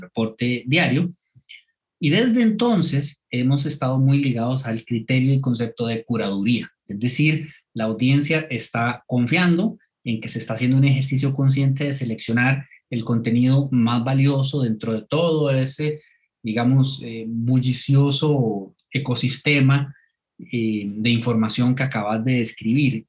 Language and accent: Spanish; Turrialba, Cartago, Costa Rica; yo soy de, de Turrialba